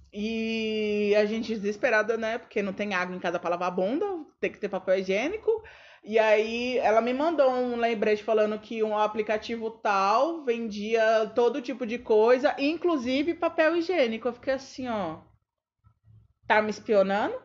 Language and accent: Portuguese; São Paulo, Brazil; a gente é paulistano